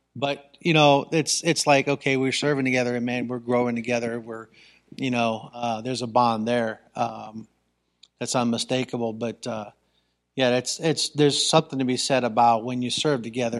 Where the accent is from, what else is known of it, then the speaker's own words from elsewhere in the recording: Ravenna, Ohio, United States; I grew up in Ravenna. I went to Ravenna High School.